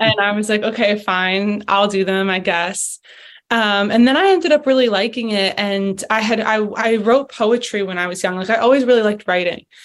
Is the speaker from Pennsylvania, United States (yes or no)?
yes; Philadelphia, Pennsylvania, United States; moved away as an adult; also born or lived in Boulder, Colorado; I loved growing up in Philadelphia